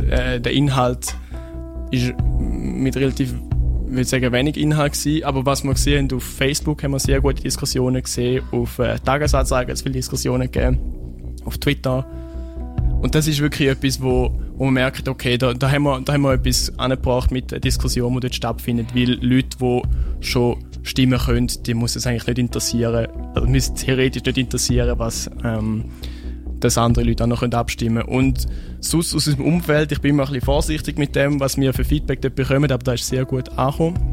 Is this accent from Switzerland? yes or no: yes; Switzerland; ich bin in Wiel aufgewachsen